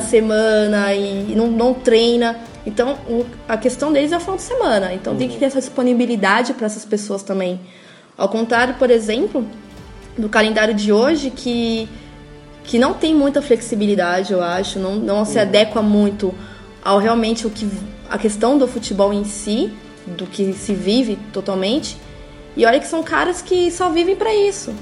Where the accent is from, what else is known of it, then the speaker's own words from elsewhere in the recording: Caieiras, São Paulo, Brazil; eu cresci em Caieiras, sou de lá